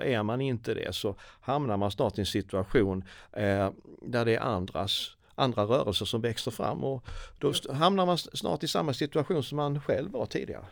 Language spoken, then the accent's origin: Swedish; Sweden; vi som svenskar